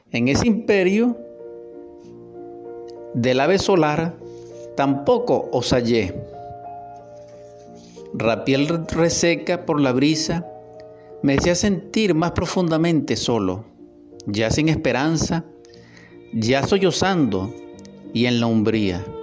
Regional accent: Barquisimeto, Lara, Venezuela; Lo escribí también en esta mi ciudad natal Barquisimeto.

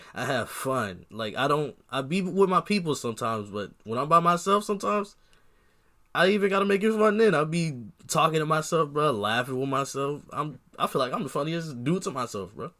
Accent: Long Beach, California, United States; now in Iowa, United States; I'm from Long Beach

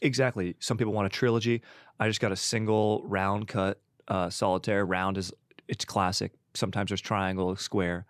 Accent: Orange County, California, United States; also born or lived in San Juan Capistrano, California / Laguna Niguel, California; being from Orange County

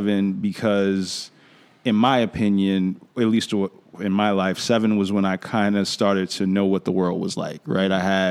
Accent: New York, United States; that's one of the advantages of growing up in New York, right?

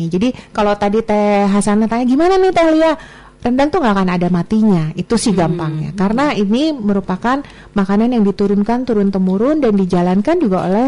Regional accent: West Java, Indonesia; saya orang Sunda, tapi saya suka banget sama rendang.

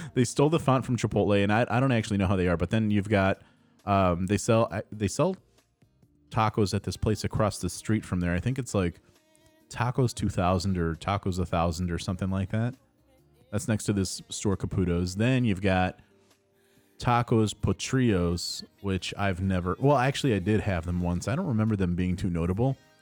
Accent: Addison, Illinois, United States; Addison in my hometown

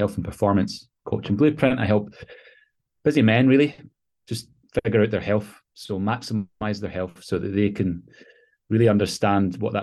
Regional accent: Glasgow, Scotland, United Kingdom; now in London, United Kingdom; I was born and raised in Scotland, Glasgow, Scotland, in the UK.

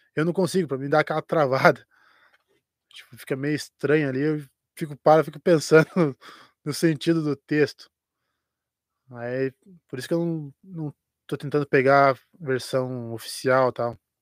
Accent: Curitiba metropolitan region, near the São Paulo border, Paraná, Brazil; now in Curitiba, Brazil; não sou não sou daqui de, de Curitiba, sou da região metropolitana, mas mais para a divisa que São Paulo

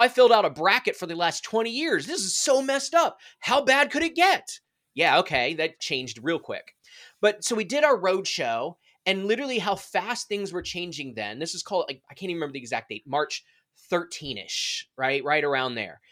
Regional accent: D.C., Maryland, United States; moved away as an adult; also born or lived in Indiana; I'm originally from Maryland, outside Washington, D C, so my entire family was there

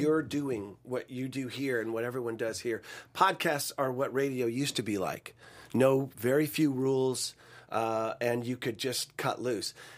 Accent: Sacramento, California, United States; moved away as an adult; also born or lived in Tulsa, Oklahoma; I was from Sacramento. uh, middle class, you know, suburb of Sacramento.

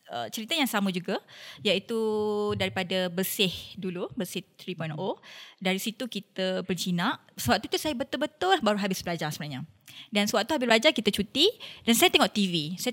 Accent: Perak, Malaysia; Ya, yeah, saya orang Perak proud. Perak.

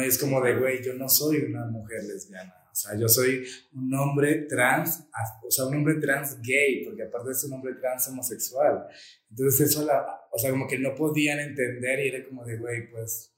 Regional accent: Venezuela; also born or lived in Colombia; now in Mexico City, Mexico; yo soy nacido en Colombia y criado en Venezuela

